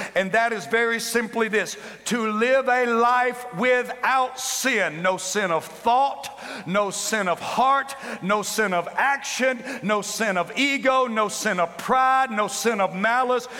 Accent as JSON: {"language": "English", "region": "the Bible Belt", "country": "United States", "said": "I'm from the Bible Belt"}